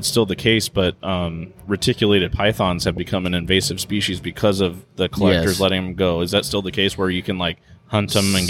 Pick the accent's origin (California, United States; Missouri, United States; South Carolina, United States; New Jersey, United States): California, United States; We're from California.